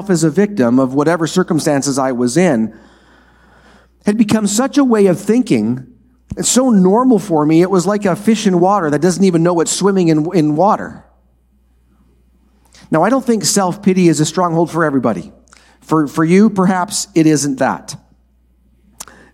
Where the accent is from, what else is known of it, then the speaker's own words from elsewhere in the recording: Minnesota, United States; The farm I grew up on in Minnesota is a four-generation farm